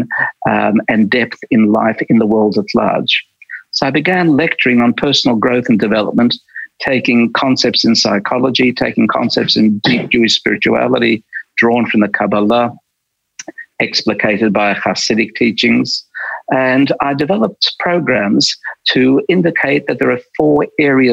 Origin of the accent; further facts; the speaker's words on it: Melbourne, Victoria, Australia; first language Polish; also born or lived in Krakow, Poland; I was raised in a suburb called West Brunswick for the first dozen years of my life